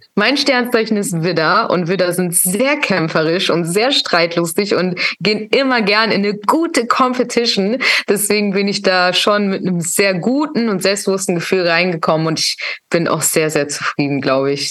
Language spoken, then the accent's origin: German; Hamburg, Germany; now in Berlin, Germany; ist mein Herz in Hamburg, weil Hamburg ist meine Heimatstadt